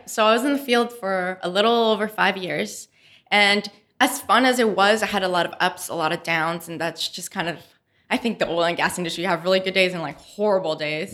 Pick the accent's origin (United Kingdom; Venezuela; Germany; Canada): Canada; Montreal, Quebec; moved away as an adult; also born or lived in San Andres, Colombia; now in Houston, United States; we moved to Montreal